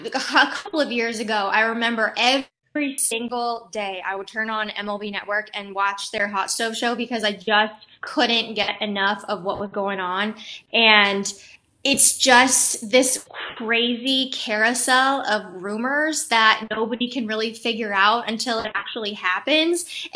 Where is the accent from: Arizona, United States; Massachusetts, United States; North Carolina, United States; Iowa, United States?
Arizona, United States; Tucson; moved away; And I came from Tucson, Arizona. So I went from very dry heat, and I'm talking triple digits, was different.